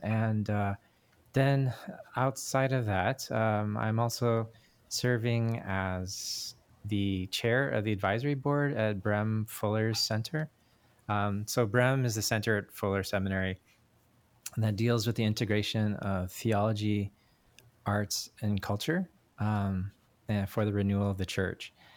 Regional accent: Canada; moved away; I was born in Canada, so I'm Korean Canadian.

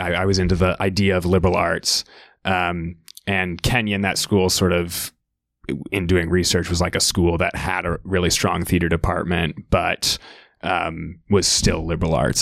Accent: Winnetka, Illinois, United States; moved away as an adult; also born or lived in Gambier, Ohio; now in New York, United States; I'm from Winnetka, Illinois

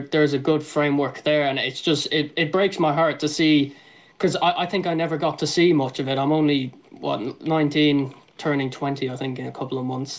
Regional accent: Ireland; I'm Irish. I'm living there.

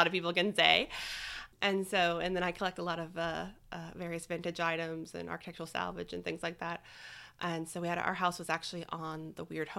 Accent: Lake Charles, Louisiana, United States; born there; also born or lived in Tulsa / Springfield / Austin; So I was born in Lake Charles. I've lived in Tulsa, Oklahoma, Springfield, Missouri, and then most recently in Austin, Texas.

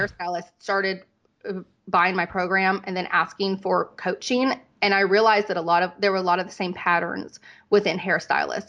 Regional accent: North Carolina, United States; moved away as an adult; also born or lived in Dallas, Texas / Las Vegas; I was from North Carolina

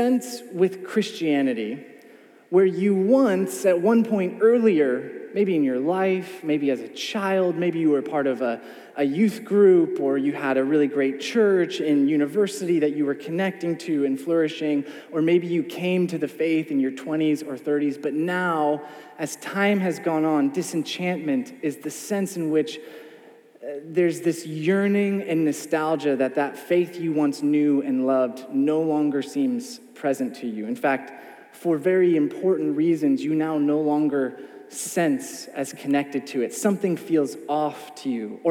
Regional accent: United States; I'm from the States.

